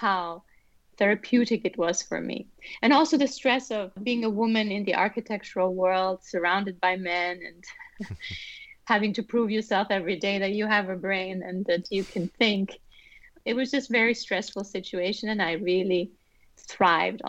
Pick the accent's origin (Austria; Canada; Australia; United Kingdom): Austria; Vienna; also born or lived in Iran / New Zealand / China; now in United States; So I was born in Iran, and we moved to Austria when I was four. And I grew up in Vienna, which is a musical city